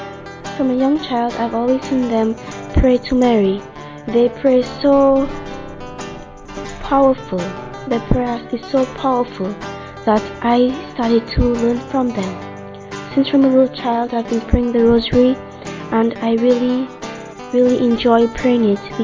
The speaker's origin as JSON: {"language": "English", "country": "Dominica", "said": "I am from Dominica, the West Indies. I am 10 years old."}